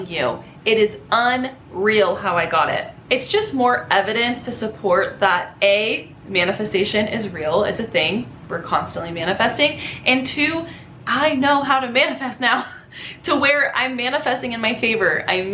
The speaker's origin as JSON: {"language": "English", "area": "Los Angeles County", "region": "California", "country": "United States", "tie": "born or raised there", "said": "I grew up in Los Angeles County, like an hour north of the city in a desert town."}